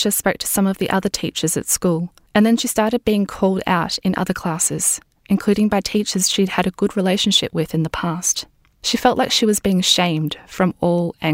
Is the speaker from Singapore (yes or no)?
yes; Singapore; now in Australia; when I was growing up in Singapore too.